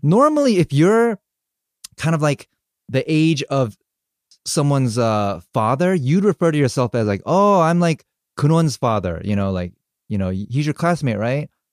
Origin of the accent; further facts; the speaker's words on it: United States; I'm Korean American. I was born here, but raised very Korean at home.